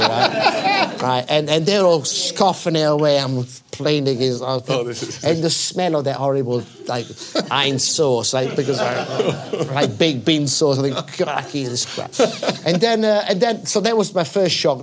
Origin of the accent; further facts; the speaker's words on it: Milan, Lombardy, Italy; I was born in Milan, in the outskirts of Milan, close to the racetrack